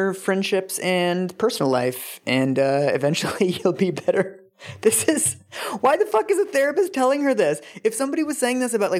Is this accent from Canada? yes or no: yes; Canada; We're both Canadian.